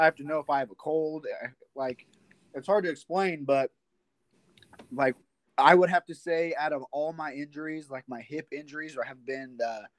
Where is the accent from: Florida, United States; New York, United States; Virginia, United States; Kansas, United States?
Kansas, United States; moved away as an adult; now in Iowa, United States; I am from Kansas City area, a small town called Baser, Kansas. That's where I graduated